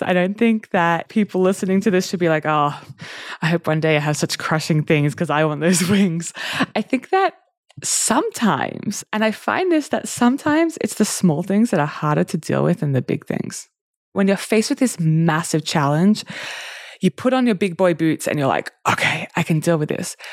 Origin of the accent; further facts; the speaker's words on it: Australia; now in Newcastle, Australia; I grew up in Australia